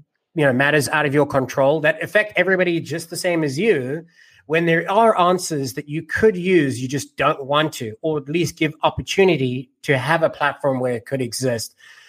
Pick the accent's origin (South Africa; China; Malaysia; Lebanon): South Africa; moved away; Me, I was born in South Africa